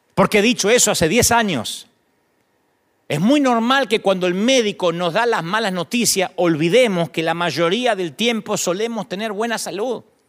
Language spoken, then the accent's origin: Spanish; Argentina; now in United States; Las iglesias en Argentina, en mi país